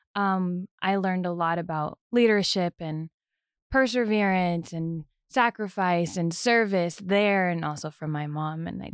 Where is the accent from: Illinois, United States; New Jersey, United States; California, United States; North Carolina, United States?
New Jersey, United States; moved away; I'm from Jersey, born and raised in New Jersey